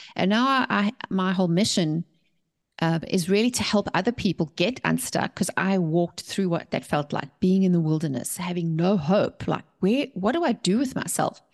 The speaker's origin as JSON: {"language": "English", "country": "South Africa", "tie": "born or raised there", "also_born_or_lived": "England", "moved": "as an adult", "lives_now": "United States", "said": "We were born and raised in South Africa, and we left South Africa to start our company"}